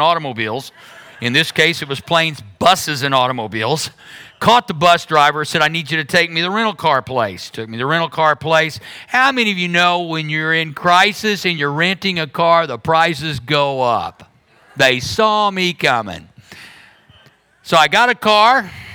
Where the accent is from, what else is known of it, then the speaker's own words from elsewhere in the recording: Berry Hill, United States; I grew up in Berry Hill